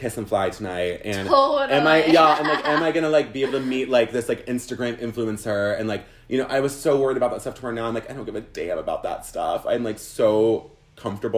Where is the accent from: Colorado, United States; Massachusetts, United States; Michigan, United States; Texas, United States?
Texas, United States; Houston; now in New York City, United States; I grew up in Houston, Texas